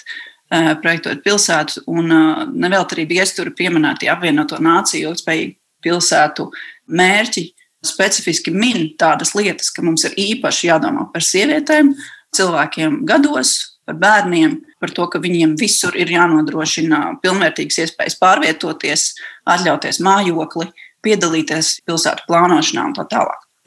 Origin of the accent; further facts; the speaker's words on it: Riga, Latvia; es esmu no Pārdaugavas.